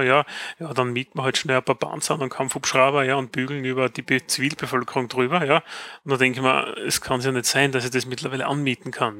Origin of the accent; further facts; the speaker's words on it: Styria, Austria; bei uns in der Steiermark